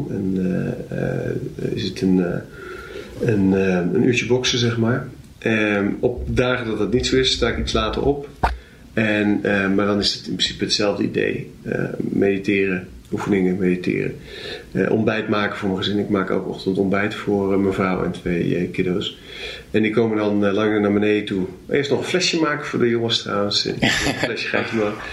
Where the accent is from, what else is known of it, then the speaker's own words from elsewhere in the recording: Zwolle, Overijssel, Netherlands; Waar ben je opgegroeid? Hier in Zwolle.